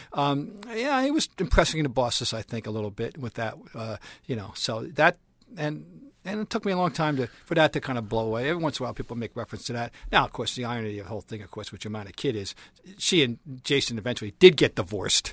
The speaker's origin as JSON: {"language": "English", "region": "New Jersey", "country": "United States", "moved": "as an adult", "lives_now": "Boston, United States", "said": "I'm from Jersey. I came up here to go to school"}